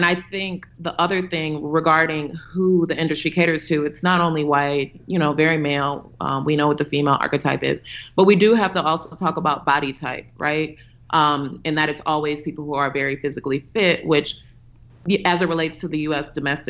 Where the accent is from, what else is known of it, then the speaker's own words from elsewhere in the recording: United States; born there; I was born in the United States to Ugandan immigrants. Yes, I have an American passport. Recently, I also obtained my Ugandan passport.